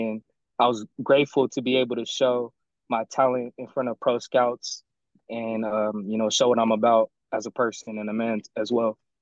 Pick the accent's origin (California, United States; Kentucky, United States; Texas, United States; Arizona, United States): California, United States; San Diego; moved away as an adult; also born or lived in South Dakota; I'm I'm from San Diego